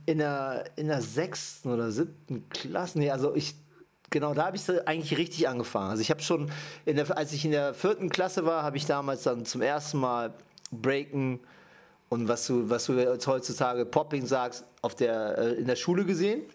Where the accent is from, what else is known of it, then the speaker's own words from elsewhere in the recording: Düsseldorf, North Rhine-Westphalia, Germany; also born or lived in Japan; ich komme aus Düsseldorf. Gebürtig bin ich aus äh, Japan